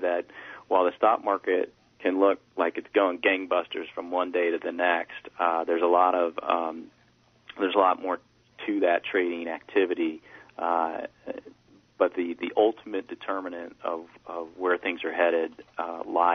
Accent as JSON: {"language": "English", "country": "United States", "said": "from being an American"}